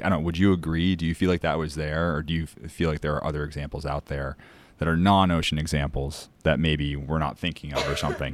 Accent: Cape Cod, Massachusetts, United States; I'm from Cape Cod, Massachusetts, the northeast of the U S

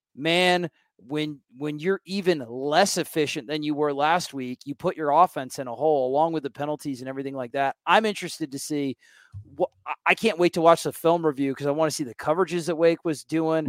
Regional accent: Florida, United States; I'm from Florida

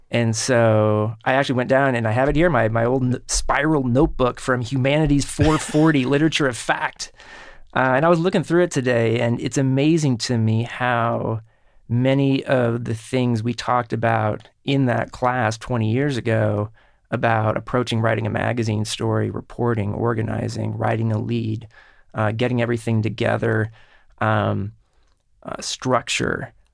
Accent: Kansas City, Kansas, United States; in Kansas City where I grew up

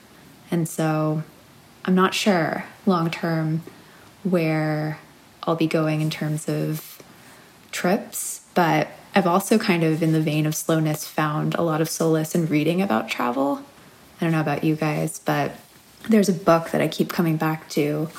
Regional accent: New York City, New York, United States; getting to know my city again, I've been really, really mindful of how I re-enter life as a New Yorker.

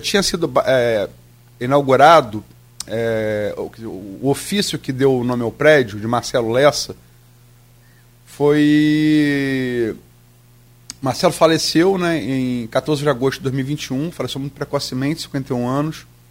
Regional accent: Campos dos Goytacazes, Rio de Janeiro, Brazil; also born or lived in Niterói; Eu sou de Niterói, fui criado em Campos

